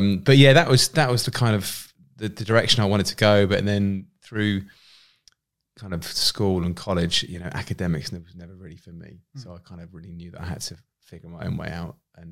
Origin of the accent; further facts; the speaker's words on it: Winchester, South East England, United Kingdom; I think where I grew up in Winchester in Hampshire, it's one of those towns where everyone knows everyone.